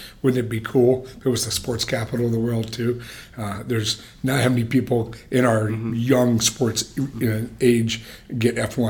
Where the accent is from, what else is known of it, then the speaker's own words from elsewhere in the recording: Philadelphia, Pennsylvania, United States; And we've come from towns like I come from Philly.